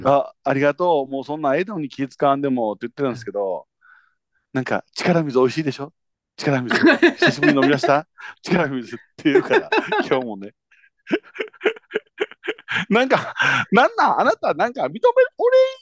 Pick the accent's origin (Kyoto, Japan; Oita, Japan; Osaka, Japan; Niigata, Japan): Kyoto, Japan; 京都の方、いや、 京都ですよ